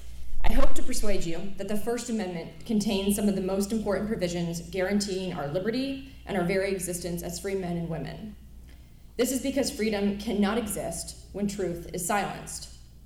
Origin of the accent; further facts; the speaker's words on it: United States; I love being an American citizen, not just because I was born here